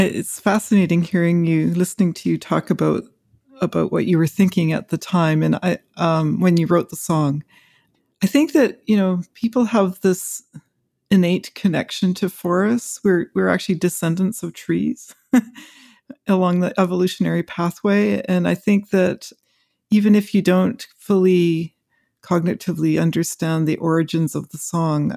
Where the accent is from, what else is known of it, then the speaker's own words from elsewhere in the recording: Western Canada, Canada; as I grew up in forests in Western Canada, you know, I was a child of the forest